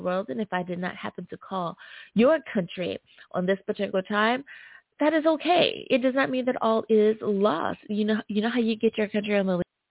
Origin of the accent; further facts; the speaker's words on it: United States; my home country, the good old U.S